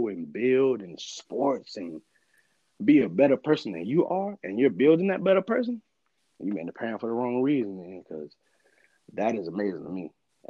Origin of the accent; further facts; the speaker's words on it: Alabama, United States; And what really makes it better for me is the fact that I'm from Alabama.